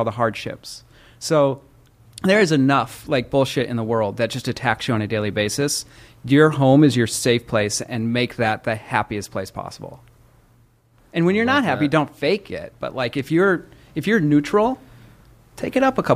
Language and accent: English; Midwest, United States; I'm from the Midwest